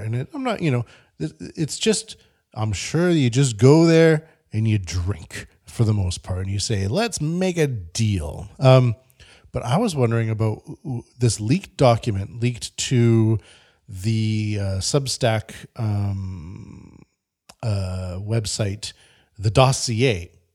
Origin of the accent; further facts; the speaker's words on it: Canada; moved away; I'm from Canada